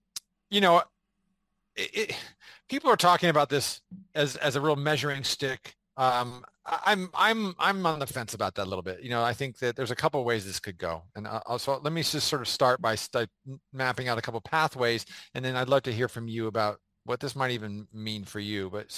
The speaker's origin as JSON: {"language": "English", "town": "San Diego", "region": "California", "country": "United States", "tie": "born or raised there", "said": "is I grew up in San Diego. I was always a Cowboy fan. I was a Cowboy fan before I ever moved to San Diego. So I went to like junior high and high school in San Diego."}